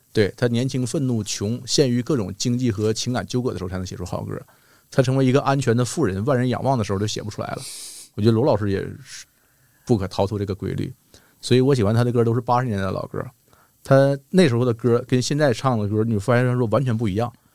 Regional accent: Shenyang, Liaoning, China; moved away; 在我的家乡，沈阳待着就不错了

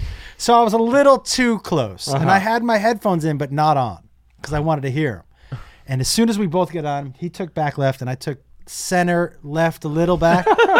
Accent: Massachusetts, United States; I grew up in Massachusetts in a small little town in Western Mass. And so we were all friendly.

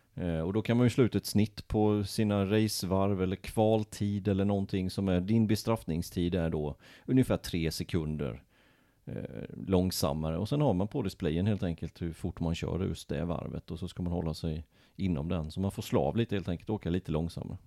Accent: Småland, Sweden; moved away; Jag kommer ju från Småland, där har vi vecka sju

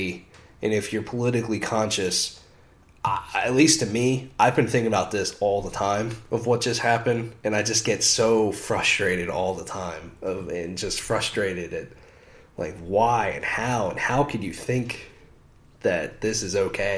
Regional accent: United States; as an American

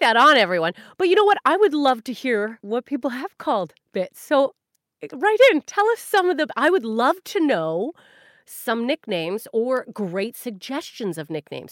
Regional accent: Canada; now in United Kingdom; I'm Canadian

